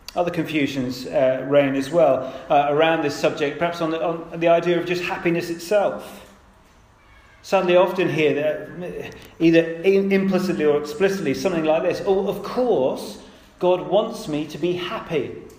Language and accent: English; United Kingdom; I'm British